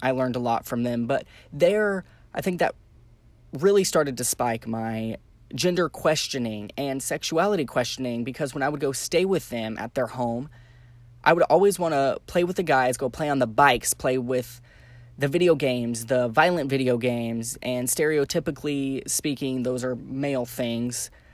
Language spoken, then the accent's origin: English; Santa Fe, New Mexico, United States; moved away; I grew up in Santa Fe, New Mexico